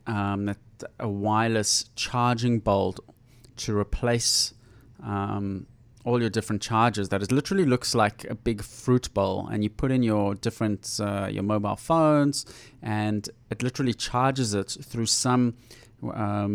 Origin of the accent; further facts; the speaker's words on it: South Africa; moved away; when I was growing up in South Africa